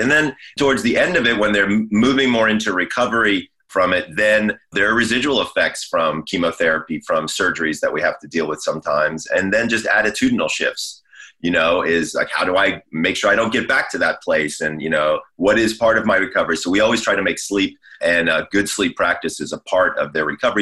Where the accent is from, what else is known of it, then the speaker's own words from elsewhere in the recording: Georgia, United States; moved away as an adult; also born or lived in Scottsdale, Arizona; now in Los Angeles, United States; I'm from Georgia